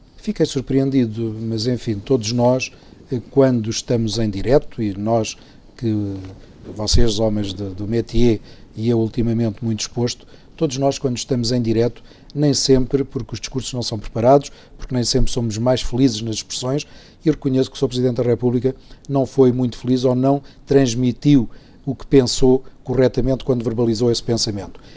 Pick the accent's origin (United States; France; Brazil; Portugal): Portugal